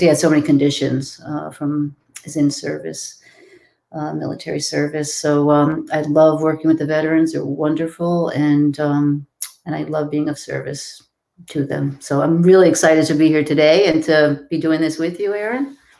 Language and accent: English; Massachusetts, United States; I am from Massachusetts